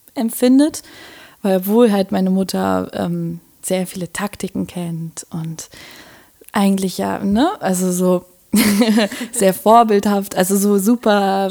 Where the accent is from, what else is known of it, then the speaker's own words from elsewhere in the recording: Berlin, Germany; Wir sind in Moabit sogar beide aufgewachsen